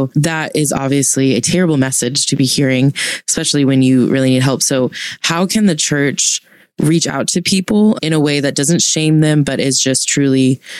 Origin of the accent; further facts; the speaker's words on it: the South, United States; So I grew up in the South